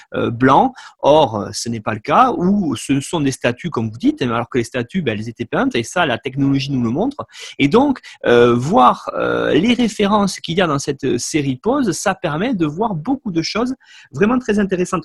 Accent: France; chez nous en France

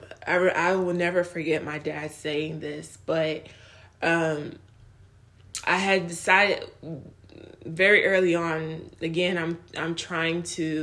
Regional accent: United States; also born or lived in Nigeria; I grew up in America

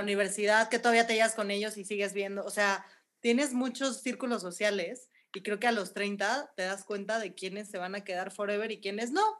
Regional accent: Mexico; soy mexicana

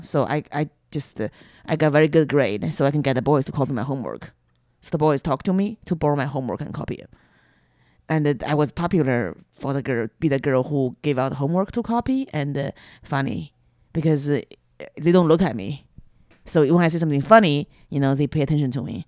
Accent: China; accent: Chinese; English is a second language; moved away as an adult; now in United States; I was growing up in China.

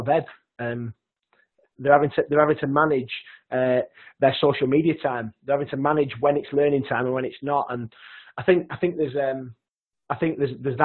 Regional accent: Lancashire, North West England, United Kingdom; accent: broad Lancashire; my broad Lancashire accent

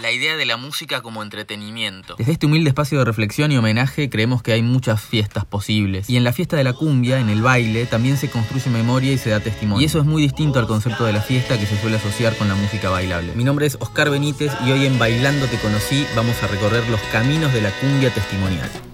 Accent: Argentina; nuestro país

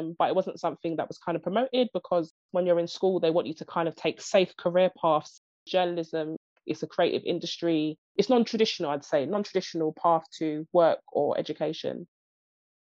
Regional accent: London, United Kingdom; I'm from East London, Stratford.

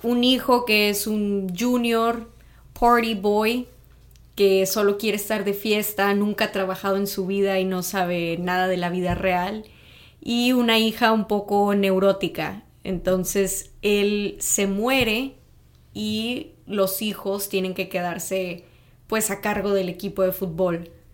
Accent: Tamaulipas, Mexico; Yo soy también del norte, pero soy de Tamaulipas

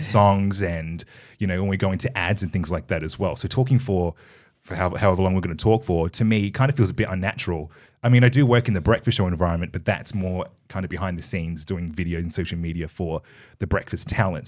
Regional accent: Perth, Western Australia, Australia; I was born here, in Perth. I was born in Subi

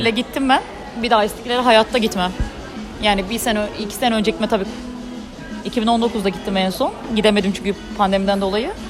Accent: Bornova, İzmir, Turkey; born or raised there

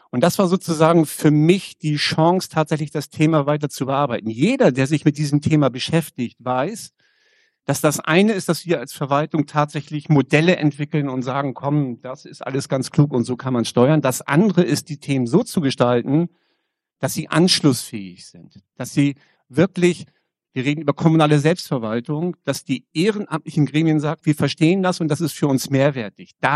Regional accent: Schleswig-Holstein, Germany; Äh, ich komme aus dem Kreis Pinneberg, sozusagen gleich um die Ecke hier. Und wir Kreise um die Stadt Hamburg herum, wir sprechen gerne nicht vom Speckgürtel, sondern vom Muskelring.

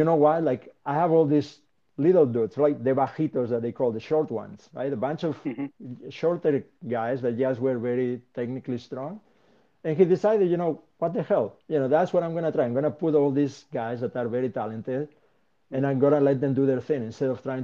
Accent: Spain; moved away; my home country, right, in Spain.

